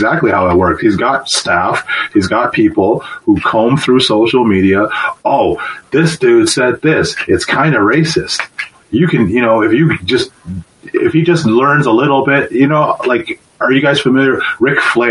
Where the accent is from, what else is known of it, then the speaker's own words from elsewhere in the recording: Canada; Growing up in Canada